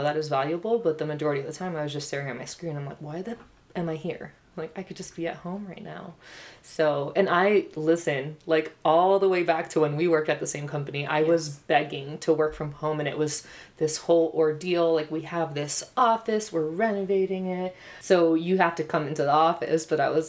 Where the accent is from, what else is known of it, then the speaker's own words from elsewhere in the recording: Puerto Rico; now in United States; I'm from Puerto Rico. So just, I feel like we have that exposure to something else.